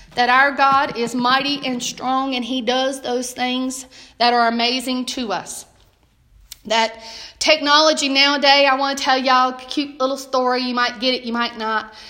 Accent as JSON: {"language": "English", "region": "Southern United States", "country": "United States", "accent": "Southern", "said": "I speak Southern. He, I'm Southern American"}